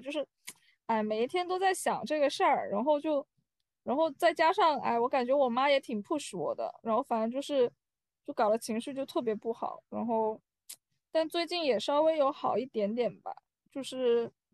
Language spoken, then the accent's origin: Chinese; China; moved away; 我觉得我们中国人可能有时候就是非常执着的